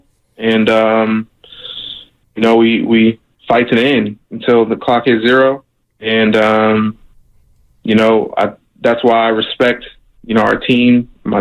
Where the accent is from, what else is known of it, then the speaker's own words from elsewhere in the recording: Sacramento, California, United States; my hometown of Sacramento